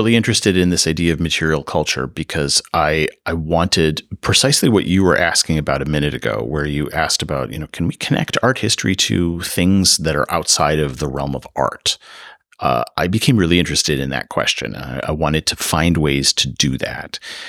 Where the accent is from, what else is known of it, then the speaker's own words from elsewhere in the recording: Midwest, United States; now in California, United States; so I'm not from California. So, that's maybe the first thing I should say here. So, you know, coming from the Midwest, I'm used to a certain kind of red brick, pseudo Gothic kind of, you know, university aesthetic.